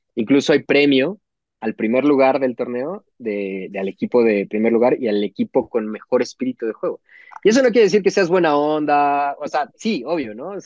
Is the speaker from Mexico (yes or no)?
yes; Mexico; como jugador mexicano